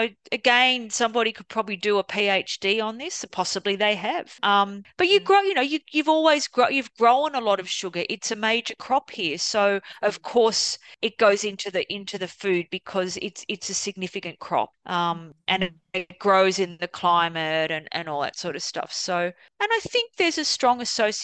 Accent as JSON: {"language": "English", "country": "Australia", "said": "I'm Australian"}